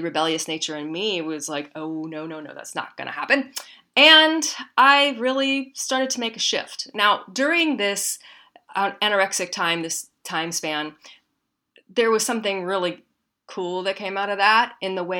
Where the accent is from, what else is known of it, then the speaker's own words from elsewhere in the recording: Midwest, United States; I grew up in the Midwest.